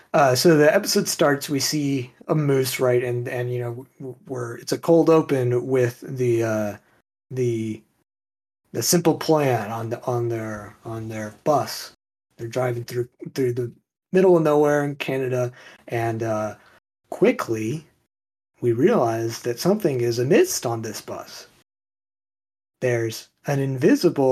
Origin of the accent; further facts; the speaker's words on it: Texas, United States; I'm from Texas